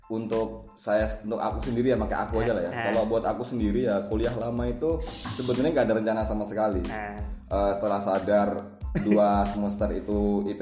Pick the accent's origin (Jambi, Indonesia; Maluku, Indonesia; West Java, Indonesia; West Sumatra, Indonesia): Jambi, Indonesia; Terus asal dari Jambi.